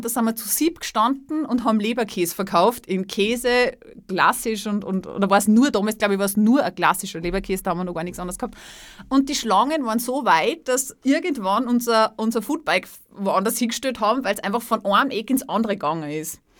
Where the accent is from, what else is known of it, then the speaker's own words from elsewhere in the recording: Salzburg, Austria; moved away; also born or lived in Styria; Ich komme, ich komme aus Salzburg, ich habe ja in der Steiermark gelebt